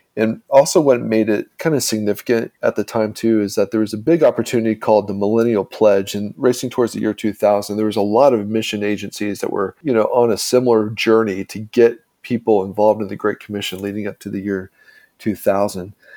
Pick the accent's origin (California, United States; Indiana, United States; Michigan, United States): Indiana, United States; my small town in Indiana